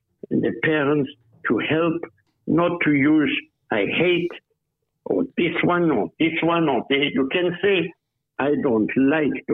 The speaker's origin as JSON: {"language": "English", "country": "Germany", "moved": "yes", "lives_now": "Australia", "said": "I used to be German. Now I'm Australian"}